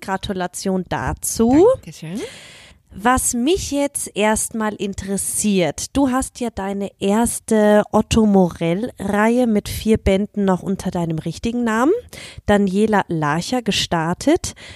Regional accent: Germany; moved away; komme ich aus Deutschland, war im Geschwister-Scholl-Gymnasium

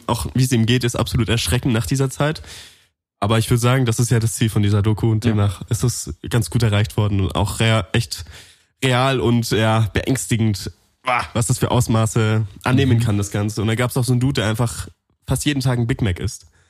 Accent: Allgäu, Bavaria, Germany; Ich komme aus dem Allgäu

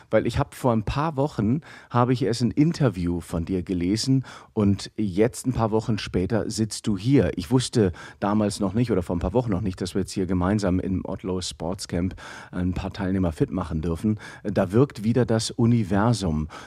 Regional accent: Aachen, North Rhine-Westphalia, Germany; born there; Ich bin hier in Aachen geboren

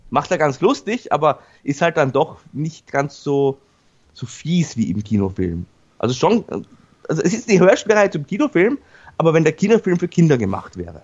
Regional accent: Vienna, Austria; für mich als Wiener

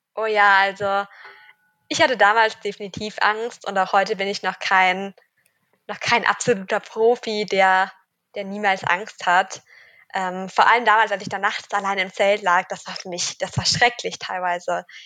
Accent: Cologne, North Rhine-Westphalia, Germany; ich komme aus Köln

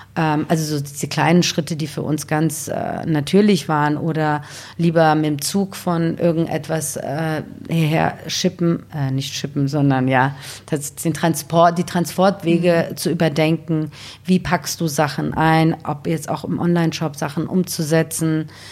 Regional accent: Wiesbaden, Hesse, Germany; also born or lived in Iran / Bad Homburg; now in Berlin, Germany; ich bin in Wiesbaden aufgewachsen

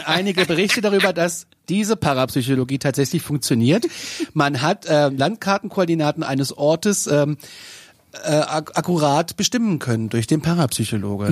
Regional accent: Kassel, Hesse, Germany; Ich, bin aus Kassel.

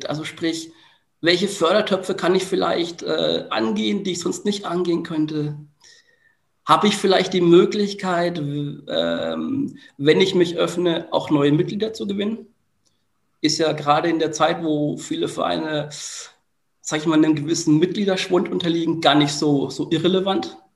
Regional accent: Bamberg, Bavaria, Germany; ich bin ja immer noch auch in meiner Heimat ein Stück weit aktiv. Ähm, es ist so, dass ich ähm, meine Erfahrungen aus dem Projekt MIA mittlerweile auch ein Stück weit in Bamberg einbringe.

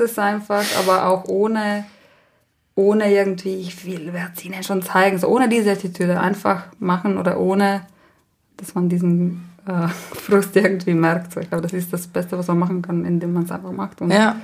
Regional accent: La Val, Trentino-Alto Adige, Italy; first language Ladin; German is a second language; das ist dieses Dorf, wo ich aufgewachsen bin

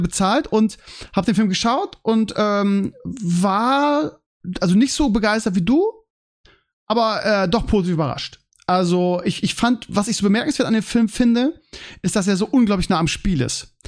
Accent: Germany; man als Deutscher

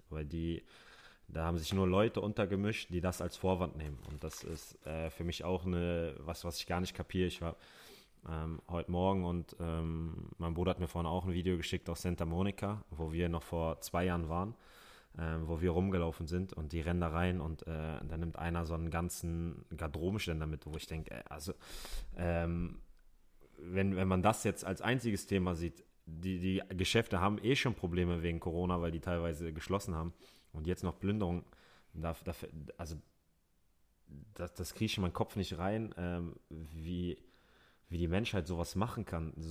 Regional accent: Hamburg, Germany; ich bin äh, in Hamburg geboren, im Barmbek aufgewachsen. Das ist ein Stadtteil, der ist sehr multikulti

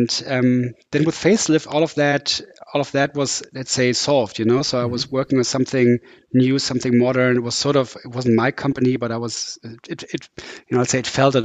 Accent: Düsseldorf, North Rhine-Westphalia, Germany; moved away as an adult; also born or lived in Sweden; now in Hamburg, Germany; I'm from Düsseldorf, which is in the west of Germany. Came to Hamburg about 21 years ago when I came here to study engineering.

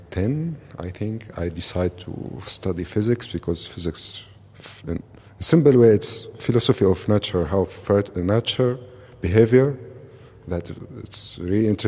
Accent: Damascus, Damascus Governorate, Syria; English is a second language; moved away as an adult; now in Berlin, Germany; from Syria, from Damascus.

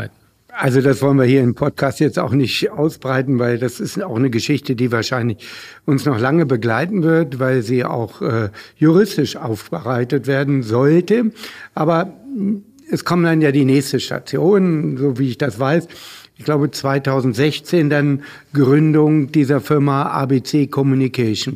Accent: Hanover, Lower Saxony, Germany; Hannover, ich bin ja Hannoveraner

